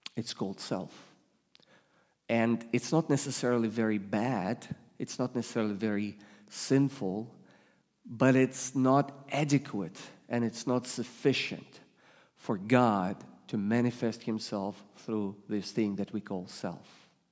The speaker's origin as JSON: {"language": "English", "country": "Russia", "tie": "born or raised there", "second_language": "English", "moved": "yes", "lives_now": "United States", "said": "you detect an accent. I come from Russia. I was raised and born in, in first in Soviet Union, then I became Russian."}